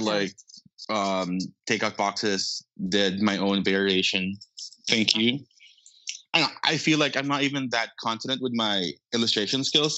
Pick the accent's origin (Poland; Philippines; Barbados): Philippines; Manila, Metro Manila; accent: Filipino; moved away as an adult; I was born and raised in Manila.